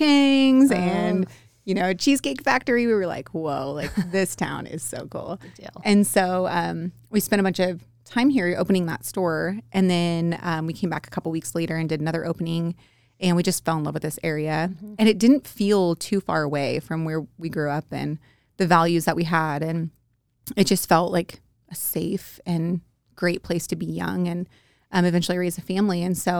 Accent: Redding, California, United States; we are from Northern California, from Redding, where we grew up and went to middle school and high school there.

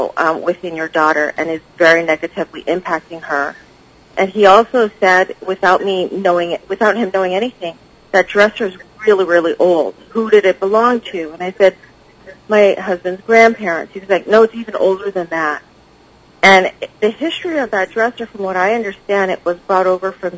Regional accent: Hawaii, United States; also born or lived in Los Angeles, California; now in Northern California, United States; I'm from Hawaii

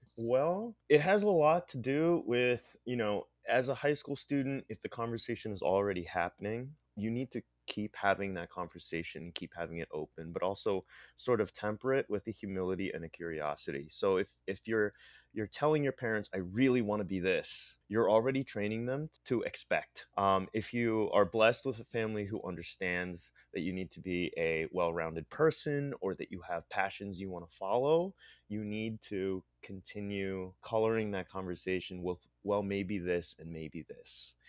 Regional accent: State College, Pennsylvania, United States; moved away as an adult; also born or lived in Philippines; now in San Francisco, United States; I'm, I'm actually from State College, Pennsylvania. I'm actually, uh, an immigrant from the Philippines. My parents brought me here in eighty-nine

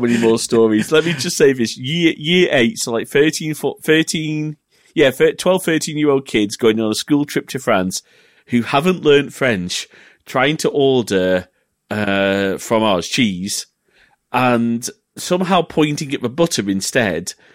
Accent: England, United Kingdom; being an English family

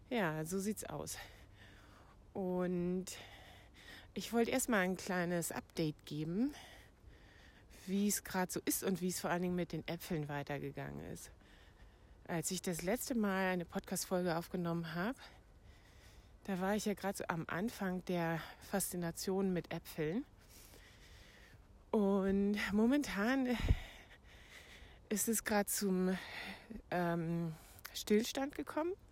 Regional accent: Brandenburg, Germany; Ich bin in meiner alten Heimat im Havelland und kümmere mich hier um den Hund von meiner Mutter

